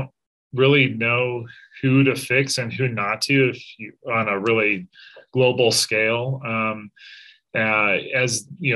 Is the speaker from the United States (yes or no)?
yes; Colorado, United States; I grew up in Colorado and back in Denver